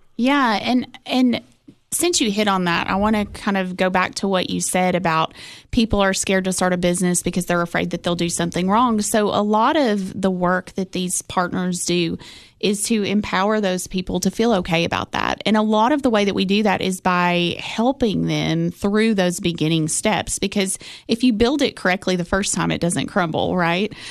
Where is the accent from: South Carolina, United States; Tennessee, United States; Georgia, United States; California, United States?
Tennessee, United States; Cookeville; growing up in Cookville